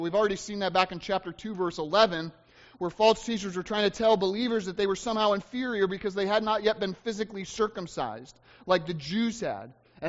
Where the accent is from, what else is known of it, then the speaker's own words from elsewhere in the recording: Michigan, United States; I'm from Michigan